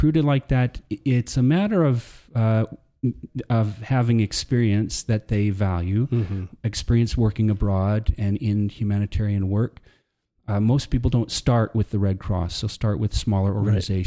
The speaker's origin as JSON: {"language": "English", "region": "Texas", "country": "United States", "tie": "born or raised there", "also_born_or_lived": "Alberta, Canada / Lethbridge, Canada", "moved": "as an adult", "lives_now": "Canada", "said": "when I was four, we moved down to the States, and I grew up in Texas, but I spent a lot of time in Canada"}